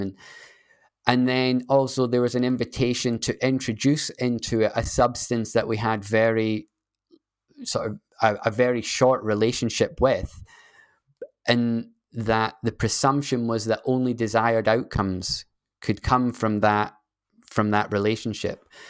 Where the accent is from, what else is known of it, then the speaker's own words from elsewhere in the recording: Scotland, United Kingdom; I'm a Scottish person